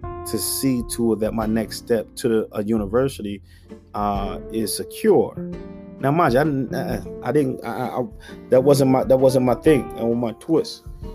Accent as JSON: {"language": "English", "town": "Philadelphia", "region": "Pennsylvania", "country": "United States", "tie": "born or raised there", "said": "I grew up in North Philadelphia"}